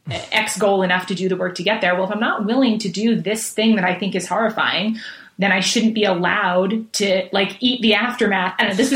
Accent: Manhattan, New York, United States; You know, we traveled a lot, moved a lot. So I mean, and I grew up in Manhattan and in big cities.

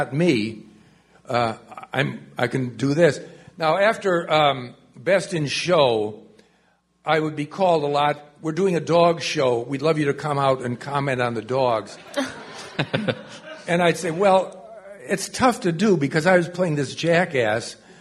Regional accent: Cleveland, Ohio, United States; I'm from Cleveland. My father took me to the Municipal Stadium

